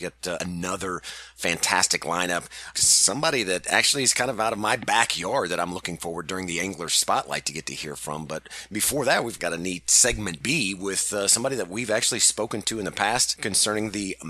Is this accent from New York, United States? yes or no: no; Missouri, United States; you're another Missouri boy.